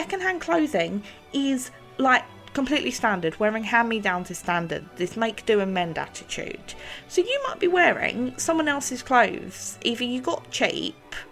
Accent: London, United Kingdom; accent: blend of South London and East End; my accent, which I absolutely refuse to soften, which is a beautiful blend of South London and East End

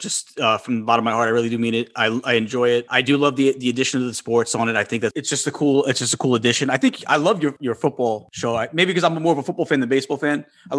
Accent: New York, United States; moved away as an adult; now in Florida, United States; I just actually became a local. I'm originally from New York. Nice. I just moved down here just recently.

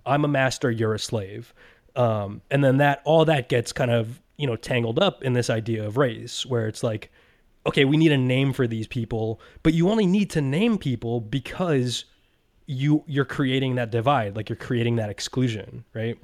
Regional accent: United States; I'm an American

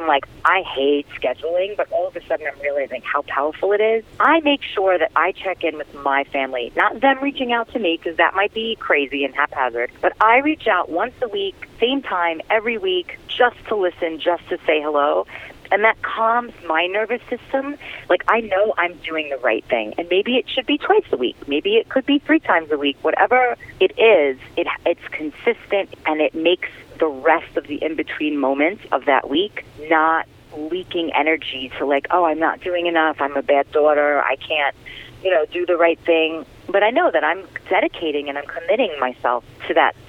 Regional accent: New York City, New York, United States; growing up in Brooklyn

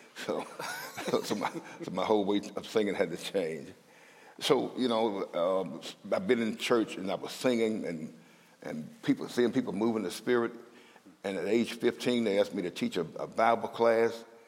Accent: Mississippi, United States; moved away as an adult; now in Minnesota, United States; I'm from Mississippi, and I'm proud to be from Mississippi, because the South got something to say

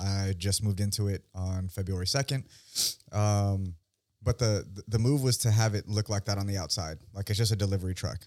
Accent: Union City, California, United States; moved away as an adult; now in San Diego, United States; I'm born and raised in the Bay Area, uh, specifically Union City, the Yoon.

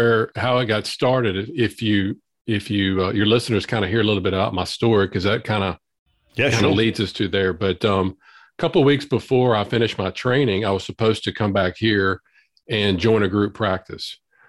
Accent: Southern US, United States; accent: Southern drawl; born and raised in the South.

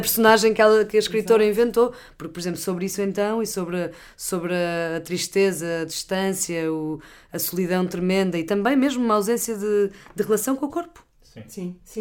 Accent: Porto, Norte, Portugal; moved away as an adult; also born or lived in London; o Porto da minha, da minha, adolescência, minha infância, da minha adolescência

